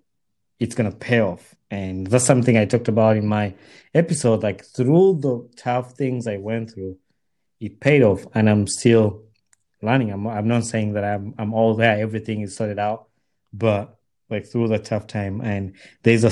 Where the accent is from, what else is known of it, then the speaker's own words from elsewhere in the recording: Uganda; I grew up in Uganda